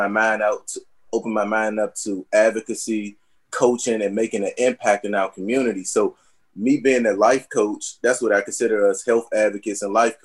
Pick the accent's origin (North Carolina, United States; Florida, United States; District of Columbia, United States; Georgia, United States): District of Columbia, United States; Washington; I was born in Ward 8